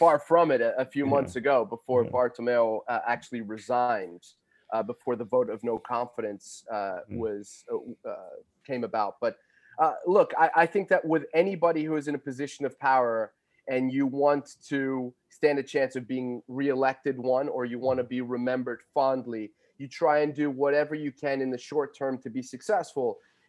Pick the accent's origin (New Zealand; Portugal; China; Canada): Portugal; It's only afterwards that people realize that I'm Portuguese. So they give me a little bit more license.